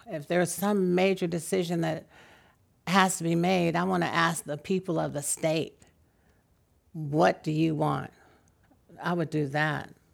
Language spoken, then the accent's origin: English; San Francisco, California, United States; I'm from San Francisco